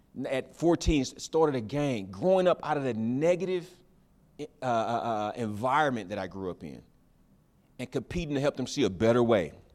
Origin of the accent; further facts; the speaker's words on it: the South, United States; I grew up in the South